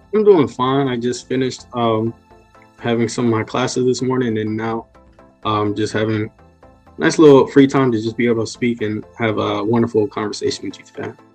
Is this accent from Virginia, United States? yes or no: yes; Newport News, Virginia, United States; I'm from Newport News, Virginia, so I'm very local